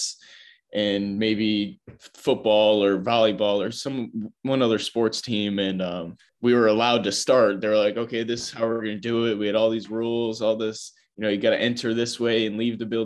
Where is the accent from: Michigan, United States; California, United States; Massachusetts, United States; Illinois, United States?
Illinois, United States; Chicago; I'm from Chicago, Chicagoland area.